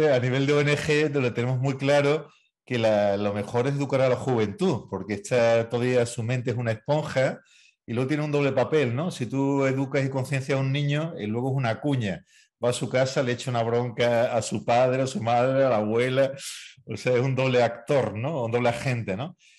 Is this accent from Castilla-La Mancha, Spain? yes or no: no; Chiclana de la Frontera, Andalusia, Spain; Yo que soy de Chiclana, vivo en el campo.